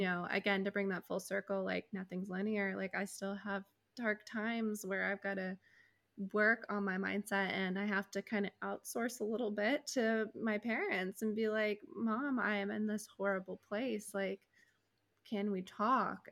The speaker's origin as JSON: {"language": "English", "country": "United States", "said": "As an American"}